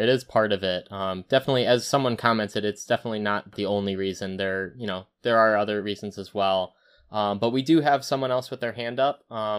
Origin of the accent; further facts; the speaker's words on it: United States; We're a more, I want to do what I want, and you can't stop me because I'm American.